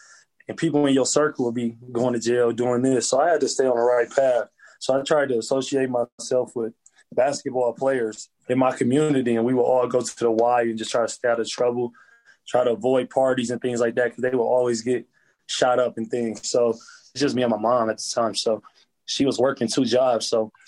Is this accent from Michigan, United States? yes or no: yes; Flint, Michigan, United States; You got to think, around my era, we were number one, number two in the country with murders per year.